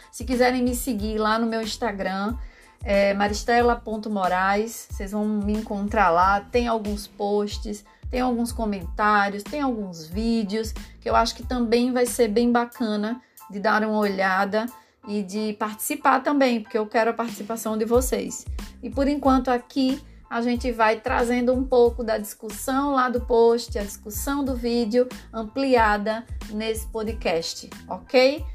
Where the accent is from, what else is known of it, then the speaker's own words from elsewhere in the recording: Recife, Pernambuco, Brazil; now in João Pessoa, Brazil; eu sou de Recife